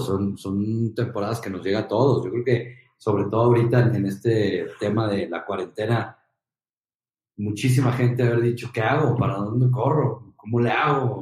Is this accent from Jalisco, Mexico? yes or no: yes; Guadalajara, Jalisco, Mexico; moved away as an adult; also born or lived in Monterrey; regresar a, Guadalajara más fuerte que antes, eh, con una experiencia de tres años en Monterrey increíble. Eh, regresar como empresario a mi tierra